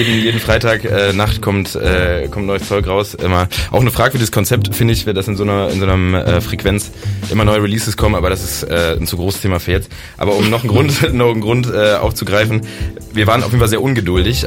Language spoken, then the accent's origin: German; Bergisches Land, North Rhine-Westphalia, Germany; moved away as an adult; now in Bonn, Germany; ich bin aus dem Bergischen Land äh, vor mittlerweile acht Jahren hier angereist